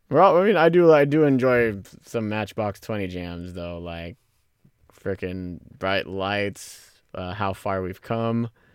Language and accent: English; Pacifica, California, United States; me growing up in Pacifica